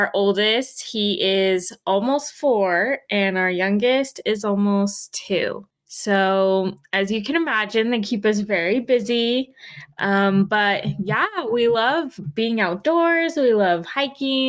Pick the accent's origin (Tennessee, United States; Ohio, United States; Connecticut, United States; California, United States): California, United States; Roseville; moved away as an adult; also born or lived in Hawaii; I actually grew up in Northern California in a town called Roseville and near Sacramento.